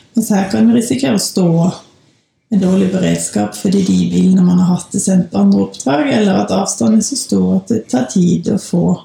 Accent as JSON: {"language": "Norwegian", "town": "Bergen", "region": "Vestland", "country": "Norway", "also_born_or_lived": "Denmark", "moved": "as an adult", "lives_now": "Gudbrandsdalen, Norway", "said": "jeg kommer fra Bergen."}